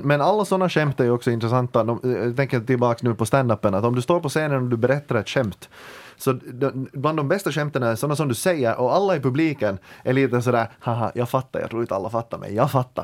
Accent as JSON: {"language": "Swedish", "town": "Ekenäs", "region": "Uusimaa", "country": "Finland", "said": "jag kommer från Ekenäs"}